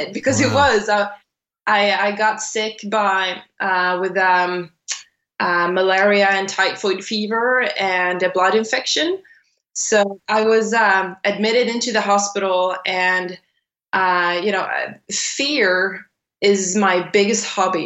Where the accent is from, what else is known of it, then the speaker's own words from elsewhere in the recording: Sweden; I was born and raised in Sweden. I'm Swedish. I was born and raised quite close to the border to Norway, about a few hours from there